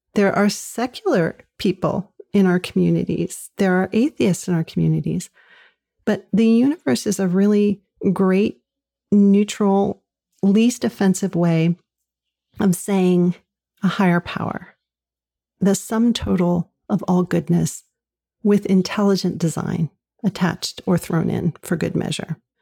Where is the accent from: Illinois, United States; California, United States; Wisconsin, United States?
California, United States; Southern; moved away as an adult; now in New England, United States; I grew up in Southern California